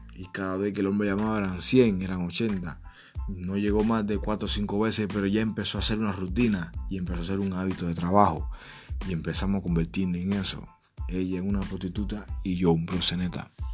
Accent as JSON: {"language": "Spanish", "country": "Cuba", "also_born_or_lived": "Trinidad and Tobago", "moved": "as an adult", "said": "como buen cubano"}